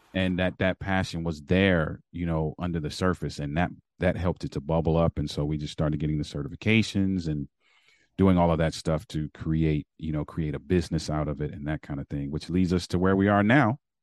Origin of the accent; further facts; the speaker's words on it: Baltimore, Maryland, United States; moved away; also born or lived in Berrien Springs, Michigan; I'm from Baltimore, Maryland